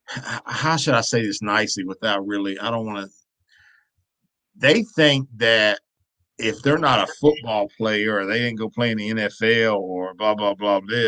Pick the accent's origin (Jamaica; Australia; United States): United States; Salisbury, North Carolina; the city of Salisbury, where he grew up. That's my hometown